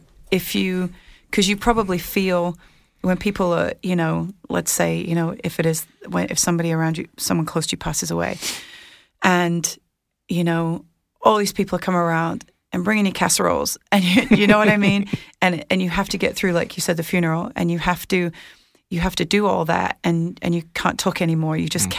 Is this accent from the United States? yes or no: no; United Kingdom; Well, and mine too, because I'm British.